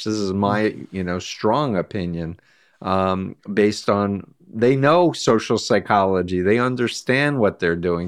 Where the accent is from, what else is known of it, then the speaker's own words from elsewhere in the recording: United States; as an American